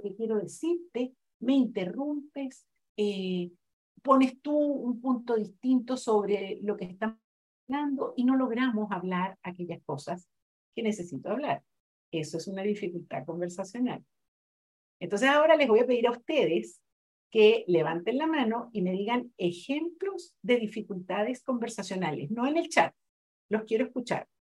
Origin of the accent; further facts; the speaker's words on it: Brazil; Spanish is a second language; moved away; yo soy brasileña